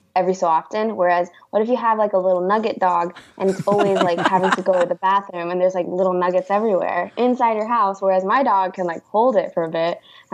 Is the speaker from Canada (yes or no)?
no; the Bay Area, California, United States; moved away as an adult; also born or lived in Los Angeles, California / Millbrae, California / Cupertino, California; now in Atlanta, United States; I am from the Bay, lived in L.A., and now I'm in the A.